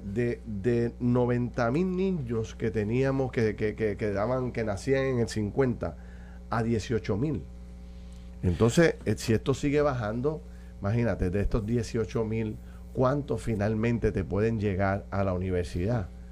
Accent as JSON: {"language": "Spanish", "country": "Puerto Rico", "said": "como puertorriqueños"}